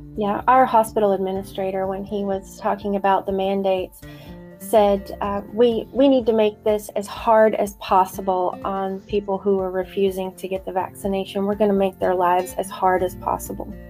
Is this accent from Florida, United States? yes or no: no; North Carolina, United States; also born or lived in northern Maine; now in Maine, United States; I'm originally from North Carolina